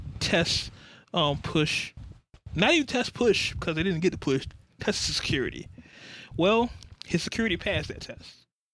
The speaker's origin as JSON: {"language": "English", "region": "Virginia", "country": "United States", "said": "I'm from Virginia"}